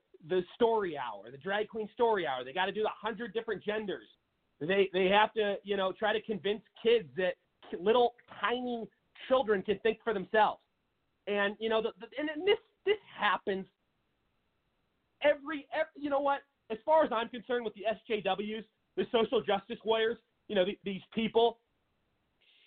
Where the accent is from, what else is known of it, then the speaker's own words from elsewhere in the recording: Seattle, Washington, United States; in my home state of Washington, everybody knows I'm from the city of Seattle, Washington